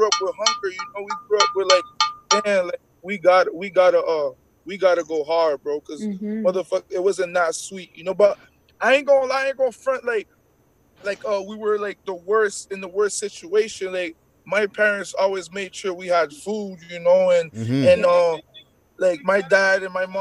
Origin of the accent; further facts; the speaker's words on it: Montreal, Quebec, Canada; first language French; English is a second language; I'm from St. Henry